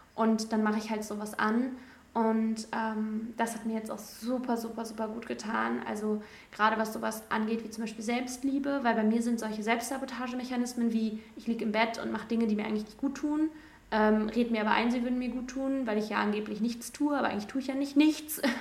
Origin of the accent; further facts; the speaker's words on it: between Cologne and Düsseldorf, North Rhine-Westphalia, Germany; moved away; ich komme aus dem Rheinland zwischen Köln und Düsseldorf